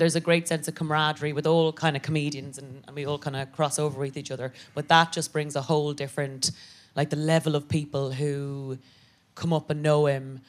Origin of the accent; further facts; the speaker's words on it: Ireland; moved away as an adult; now in United Kingdom; I'm an Irish Catholic woman